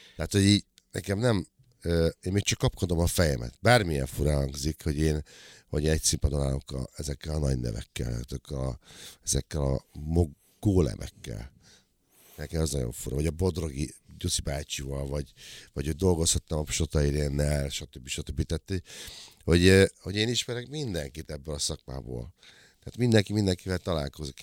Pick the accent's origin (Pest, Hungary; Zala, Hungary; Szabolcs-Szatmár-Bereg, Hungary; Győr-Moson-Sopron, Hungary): Szabolcs-Szatmár-Bereg, Hungary; Nyírbátor; moved away; Én Nyírbátorban nőttem föl, 70-ben születtem